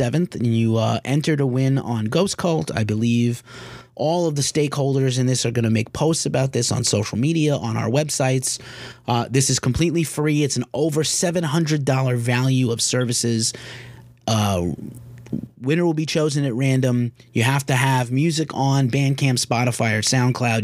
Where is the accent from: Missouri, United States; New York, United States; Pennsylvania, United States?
New York, United States; I'm from New York